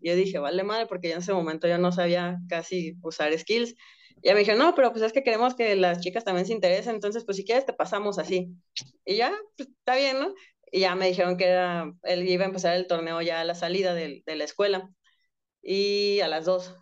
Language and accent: Spanish; Guadalajara, Jalisco, Mexico; yo soy de Guadalajara